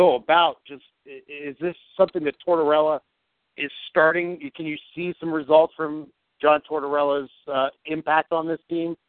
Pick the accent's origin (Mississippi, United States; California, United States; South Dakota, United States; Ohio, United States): Ohio, United States; Youngstown; now in Columbus, United States; from Youngstown to CBUS.